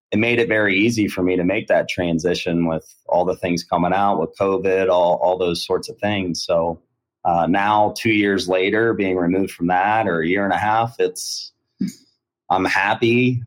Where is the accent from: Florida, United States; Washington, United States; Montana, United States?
Florida, United States; Sarasota; also born or lived in Ohio; me and my family we moved to Florida when I was 10 years old. So I've been I graduated from Sarasota High School. Uh, yeah, um, I, I would consider myself from Florida, but I was born in Ohio.